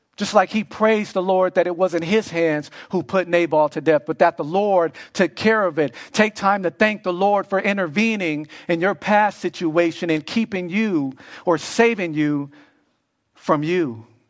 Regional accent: Los Angeles, California, United States; I grew up in Los Angeles

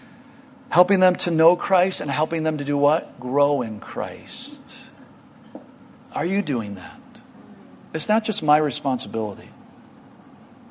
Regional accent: United States; I'm from America

